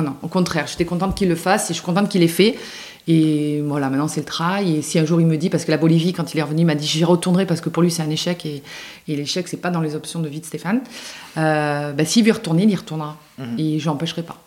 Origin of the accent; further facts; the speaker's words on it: Simiane-Collongue, Provence-Alpes-Côte d'Azur, France; also born or lived in Châteaudun; now in Luberon, France; j'ai grandi bah, près de Marseille, dans un petit village euh, près de Marseille